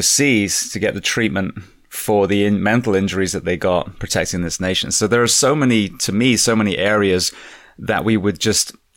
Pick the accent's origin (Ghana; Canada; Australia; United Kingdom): United Kingdom; England; now in United States; I'm an immigrant. I came from England